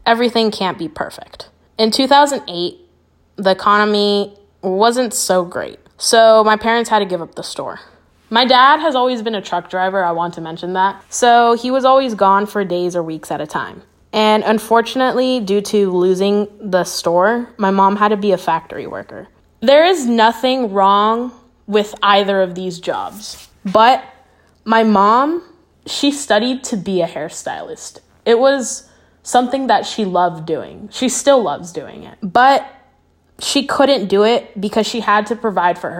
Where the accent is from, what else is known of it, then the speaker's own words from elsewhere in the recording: Kentucky, United States; also born or lived in Anaheim, California; I was born in Anaheim and shortly after moved to Kentucky